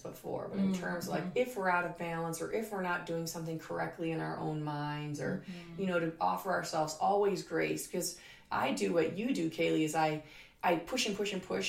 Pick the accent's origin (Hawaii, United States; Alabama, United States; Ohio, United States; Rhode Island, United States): Hawaii, United States; I grew up in Hawaii.